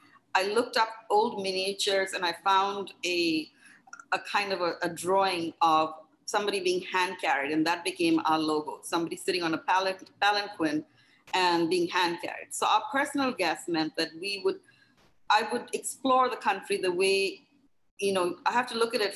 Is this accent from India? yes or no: yes; India; And I was, because I was from India, a lot of people, and I had been in the hospitality industry in India working for a hotel chain.